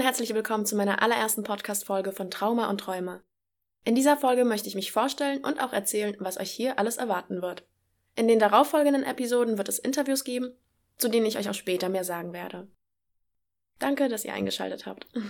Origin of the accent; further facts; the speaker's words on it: Germany; also born or lived in Poland; bin in Polen geboren und in Deutschland aufgewachsen